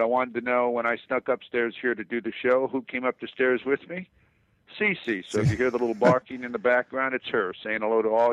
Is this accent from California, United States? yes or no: yes; Pasadena, California, United States; I was born in Pasadena